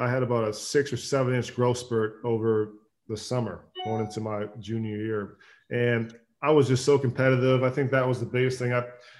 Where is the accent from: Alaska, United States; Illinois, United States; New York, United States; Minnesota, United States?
Minnesota, United States; Growing up in Minnesota, we passed the wild rice fields going to the lakes, and this has been a staple for me growing up.